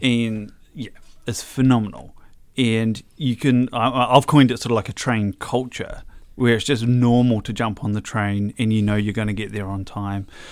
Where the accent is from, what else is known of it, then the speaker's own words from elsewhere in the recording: Hamilton, Waikato, New Zealand; I was born in Hamilton Hospital, I guess Waikato Hospital.